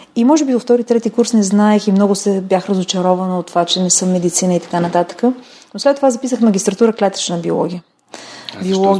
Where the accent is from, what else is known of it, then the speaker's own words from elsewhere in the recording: Kyustendil, Kyustendil Province, Bulgaria; в болницата в родния ми град Кюстендил